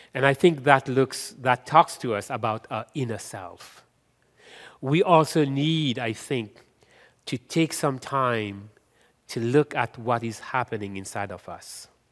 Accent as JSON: {"language": "English", "country": "Mauritius", "also_born_or_lived": "India (ancestry)", "moved": "yes", "lives_now": "Canada", "said": "I am from Mauritius"}